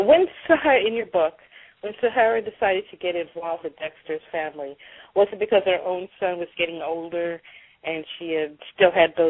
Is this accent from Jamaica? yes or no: yes; Jamaica; say I'm Jamaican, so when I took on, my ancestors took on African and English, and we kind of hodgepodged it.